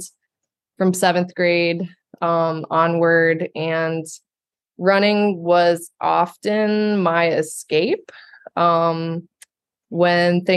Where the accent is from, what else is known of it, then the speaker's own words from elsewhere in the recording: Ohio, United States; now in New York City, United States; I grew up in Ohio